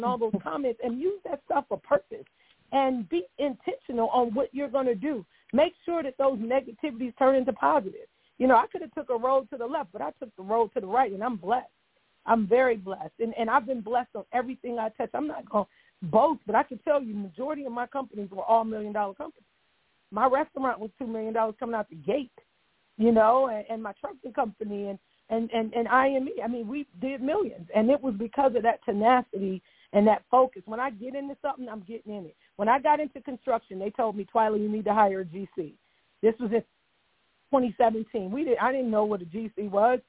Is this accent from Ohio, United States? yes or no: yes; Cleveland, Ohio, United States; moved away; my hometown of Cleveland, Ohio